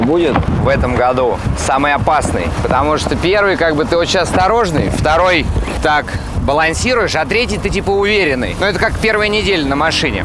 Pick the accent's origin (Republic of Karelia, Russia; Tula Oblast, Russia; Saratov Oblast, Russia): Tula Oblast, Russia; Novomoskovsk; now in Moscow, Russia; я из Тульской области, город Новомосковск. Я такой провинциальный простачок.